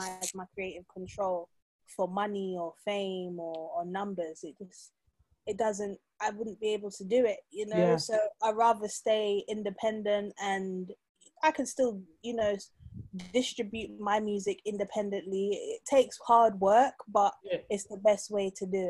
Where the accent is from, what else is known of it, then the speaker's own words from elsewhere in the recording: London, United Kingdom; I'm a Londoner. Nah. I'm a South Londoner.